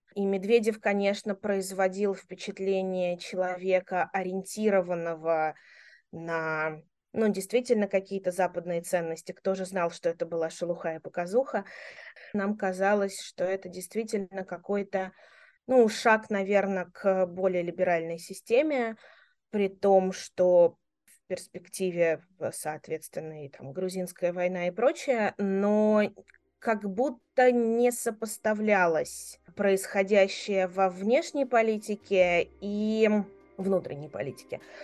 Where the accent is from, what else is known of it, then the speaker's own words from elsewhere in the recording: Moscow, Russia; moved away as an adult; я родилась и выросла в Москве